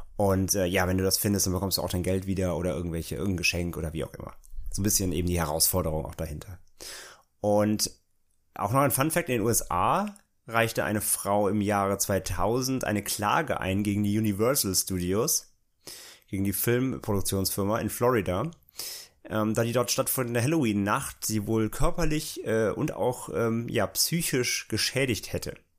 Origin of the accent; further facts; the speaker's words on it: near Bottrop-Kirchhellen, North Rhine-Westphalia, Germany; der Nähe da, wo ich aufgewachsen bin